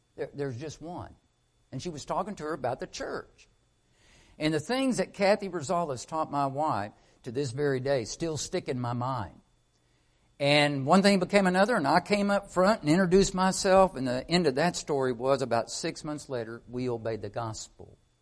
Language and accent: English; Arkansas, United States; I'm from Arkansas